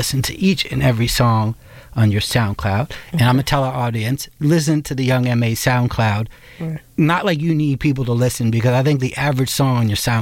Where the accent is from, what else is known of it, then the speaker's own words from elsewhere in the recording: New York City, New York, United States; I'm from Brooklyn, as you are